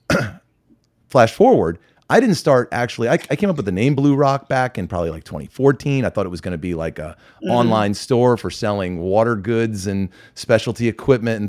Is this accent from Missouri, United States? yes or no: no; Westchester County, New York, United States; I'm originally from Westchester County in New York, from a very high achieving neighborhood.